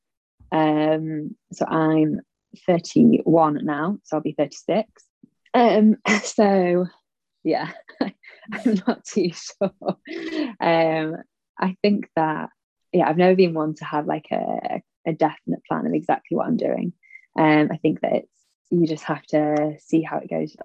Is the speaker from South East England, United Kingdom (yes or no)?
no; Sheffield, Yorkshire and the Humber, United Kingdom; I grew up in the Peak District in Sheffield